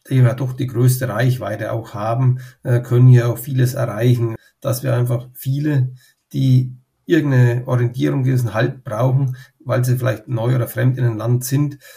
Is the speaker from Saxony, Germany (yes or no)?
no; Bavaria, Germany; ich stamme aus dem Unterfränkischen, ähm, aus einer Gemeinde aus dem Landkreis Schweinfurt.